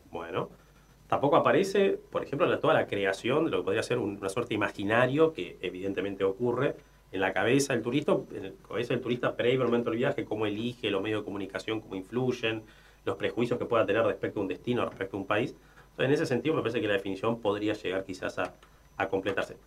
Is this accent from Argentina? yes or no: yes; Argentina; En aquella ola inmigratoria eh, que, tuvo nuestro país, mi abuelo, mis abuelos nacieron en España